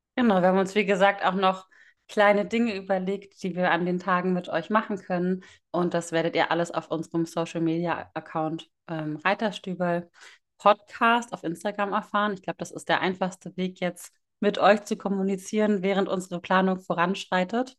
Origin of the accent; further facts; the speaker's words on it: Northern Germany, Germany; Ich komme aus dem Norden Deutschlands